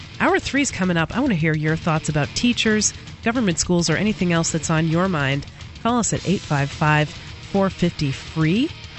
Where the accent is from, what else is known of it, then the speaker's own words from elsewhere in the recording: New Hampshire, United States; I happen to be born in New Hampshire, so I'm a New Hampshirean. And I'm an American.